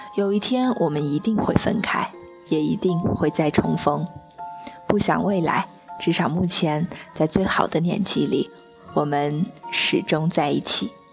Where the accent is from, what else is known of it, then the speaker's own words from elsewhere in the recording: Anhui, China; 我们都是从安徽不同的地方来到了一个叫做四三七的小房子